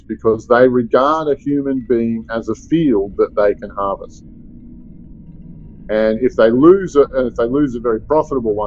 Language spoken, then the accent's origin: English; Melbourne, Victoria, Australia; I grew up in Melbourne, Australia